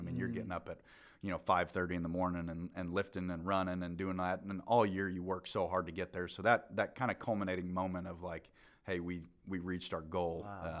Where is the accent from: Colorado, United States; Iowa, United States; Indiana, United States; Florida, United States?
Colorado, United States; Fountain; So I was born in Colorado Springs, Colorado. Grew up in a little town called Fountain, just outside of there.